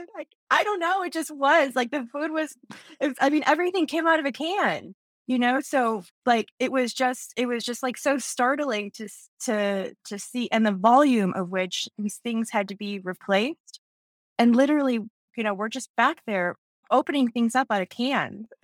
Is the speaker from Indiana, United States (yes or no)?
yes; Indiana, United States; I grew up in, uh, actually a small town in northern Indiana outside of, um, South Bend